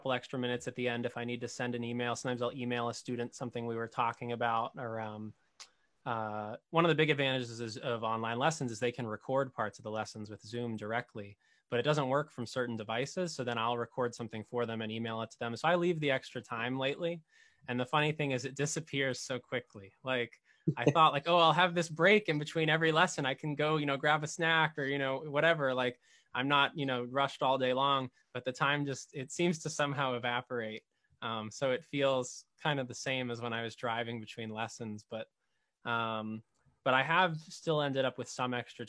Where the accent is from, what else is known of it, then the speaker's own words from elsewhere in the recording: Arlington, Massachusetts, United States; now in Wakefield, United States; I grew up in Arlington